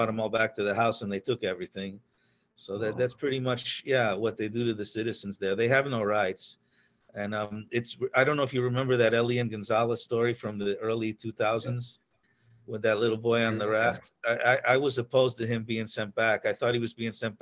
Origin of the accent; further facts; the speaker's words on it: Pennsylvania, United States; also born or lived in New York; I was raised in Pennsylvania. I was born in New York, but I was raised in Pennsylvania. My family moved there when I was about 9 or 10.